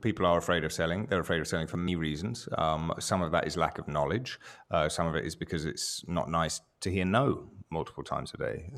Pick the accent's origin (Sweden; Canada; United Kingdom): United Kingdom; England; I'm, I'm English